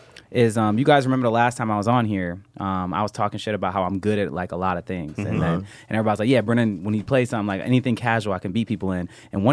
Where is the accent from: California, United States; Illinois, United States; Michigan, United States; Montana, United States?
Michigan, United States; Flint; So I'm from Flint.